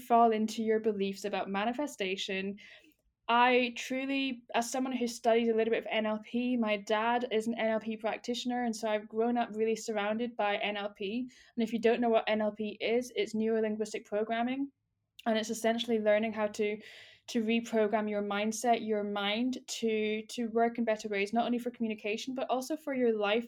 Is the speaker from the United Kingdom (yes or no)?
yes; United Kingdom; as a Brit